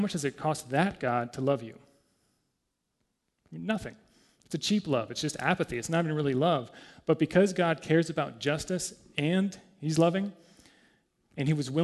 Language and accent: English; United States; I'm American